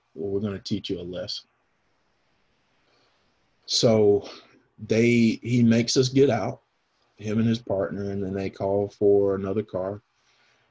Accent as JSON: {"language": "English", "region": "the South", "country": "United States", "tie": "born or raised there", "said": "I grew up here in the South"}